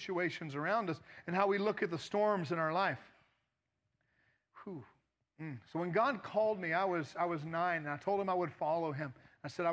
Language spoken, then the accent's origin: English; United States; I'm from America. I've lived years outside of this country